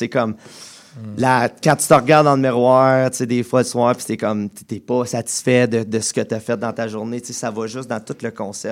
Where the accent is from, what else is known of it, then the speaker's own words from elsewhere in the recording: Embrun, Ontario, Canada; je viens de, de, Embrun, en Ontario